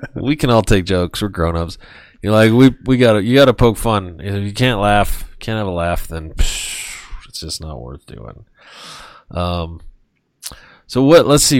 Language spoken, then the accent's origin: English; United States; I was very fortunate to be born in this country and to to, to be a citizen.